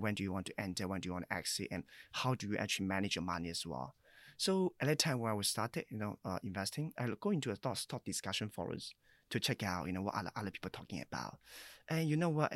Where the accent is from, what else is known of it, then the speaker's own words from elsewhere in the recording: China; moved away as an adult; now in Singapore; I was born in China, so I came here at age about nineteen